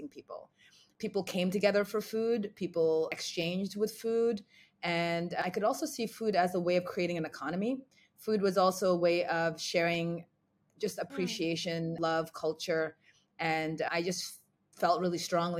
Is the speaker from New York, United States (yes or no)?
yes; New York, United States; also born or lived in Ghana; I was born in Ghana and grew up in New York.